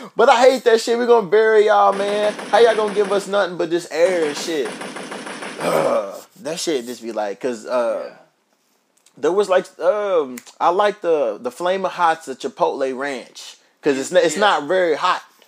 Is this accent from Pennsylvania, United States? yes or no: no; Louisville, Kentucky, United States; moved away; Louisville. That's my hometown